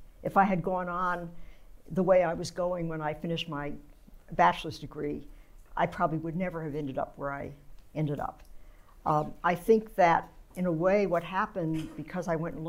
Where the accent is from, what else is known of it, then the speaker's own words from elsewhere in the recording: San Francisco, California, United States; Okay, well, as you said, I grew up right in San Francisco. It's a very different place now than it was then.